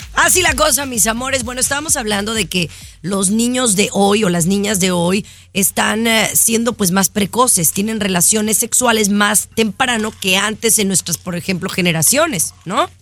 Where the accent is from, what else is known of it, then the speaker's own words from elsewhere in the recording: Mexico; con una mexicana, como en mi caso